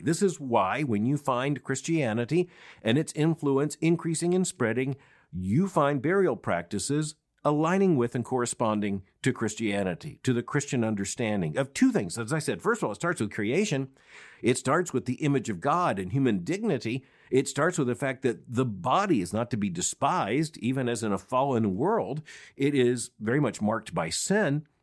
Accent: Florida, United States; growing up in Florida

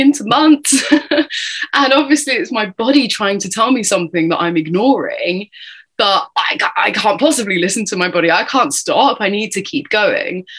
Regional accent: United Kingdom; accent: British; I'm obviously tuning in from the other side of the pond here with my British accent

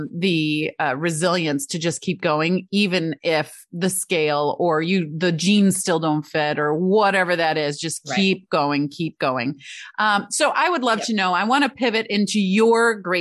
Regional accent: Michigan, United States; Growing up in Michigan

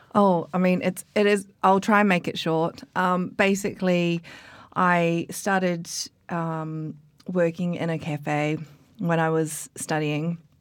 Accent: New Zealand; moved away as an adult; also born or lived in Australia; now in London, United Kingdom; originally I'm from New Zealand, and then I went to Australia

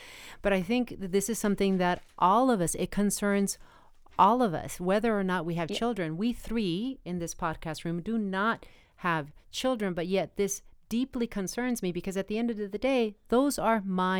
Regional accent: Arizona, United States; I'm originally from Arizona, born and raised, but who cares? We're Americans.

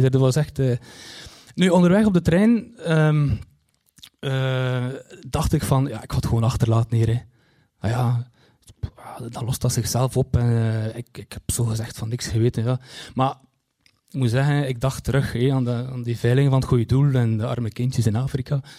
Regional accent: Kortrijk, West Flanders, Belgium; Want ja, ik kom uit Kortrijk en, en Kortrijk is zo groot dus ja, je kunt raden.

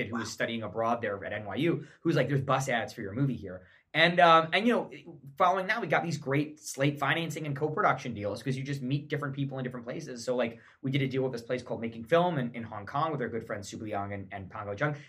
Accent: some small town in New York, United States; grow up in some small town in New York

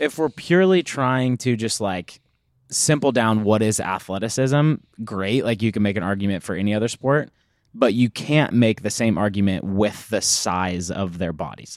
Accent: United States

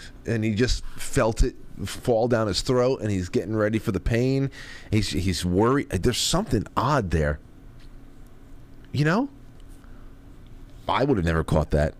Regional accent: New York, United States; I'm from New York

